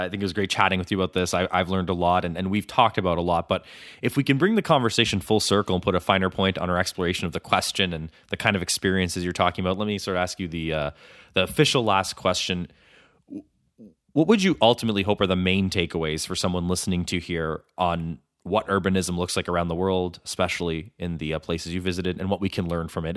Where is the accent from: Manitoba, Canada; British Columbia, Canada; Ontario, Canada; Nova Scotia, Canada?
Ontario, Canada; Ottawa; my hometown of Ottawa